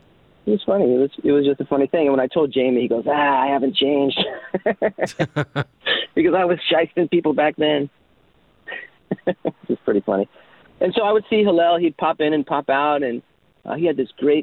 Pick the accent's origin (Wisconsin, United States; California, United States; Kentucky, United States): California, United States; Los Angeles; also born or lived in Chicago / Las Vegas; by the time I was 9 months, we moved to Hollywood, where my dad wanted to pursue acting. And I ended up at about 5 years old. I ended up in West Hollywood on Orange Grove